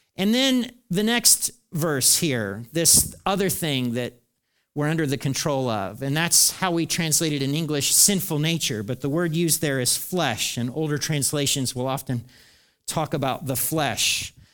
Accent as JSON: {"language": "English", "country": "United States", "said": "I'm an American"}